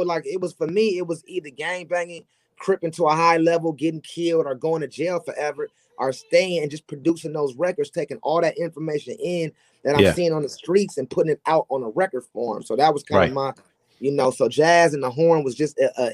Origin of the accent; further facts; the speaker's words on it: Los Angeles, California, United States; I grew up in South Central, so my first influence to anything successful was Crips